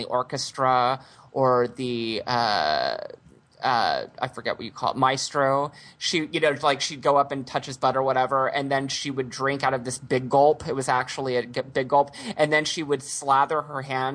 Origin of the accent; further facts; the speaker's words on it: Houston, Texas, United States; I grew up in Houston